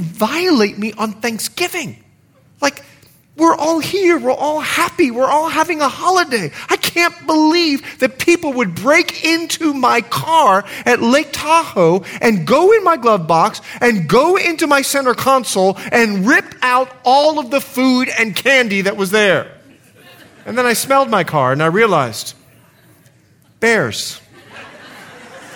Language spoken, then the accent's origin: English; Bahamas; also born or lived in Liberia; now in United States; grew up in the Bahamas where there was a financial crisis